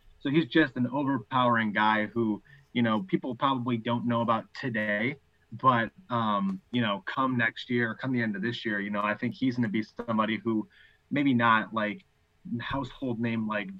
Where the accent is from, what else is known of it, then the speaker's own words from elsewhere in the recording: Michigan, United States; moved away; also born or lived in Florida; I'm from Michigan